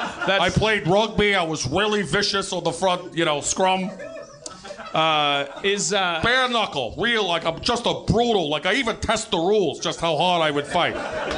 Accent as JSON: {"language": "English", "town": "Brooklyn", "region": "New York", "country": "United States", "said": "and I'm from Brooklyn."}